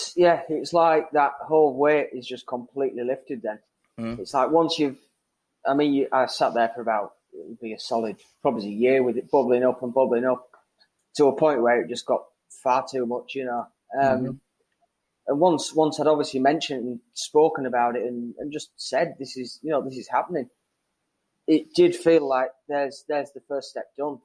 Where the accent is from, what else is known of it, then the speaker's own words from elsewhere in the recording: Whitby, Yorkshire and the Humber, United Kingdom; moved away; little little town on the North Yorkshire coast, uh, Whitby